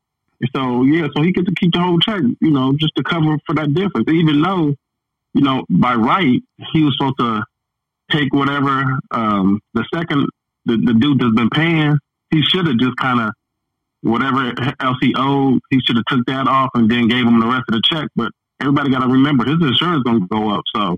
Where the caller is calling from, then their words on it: Dallas, Texas, United States; I'm calling from Dallas, Texas.